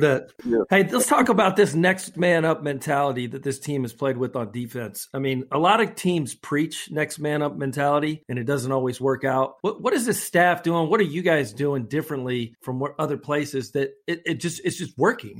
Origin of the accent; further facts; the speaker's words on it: Scotland, United Kingdom; I'm the Scotsman